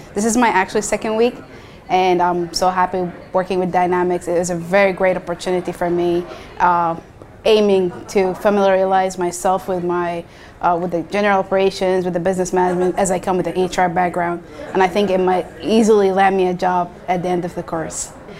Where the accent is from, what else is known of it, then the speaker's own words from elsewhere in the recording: Saudi Arabia; moved away as an adult; now in San Antonio, United States; Moved to Texas, San Antonio in 2018. I'm originally from Saudi Arabia. And I'm a military spouse as well